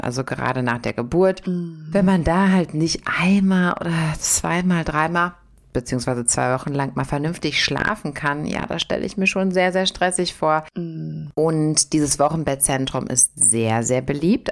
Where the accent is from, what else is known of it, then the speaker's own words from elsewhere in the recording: South Korea; bei uns in Korea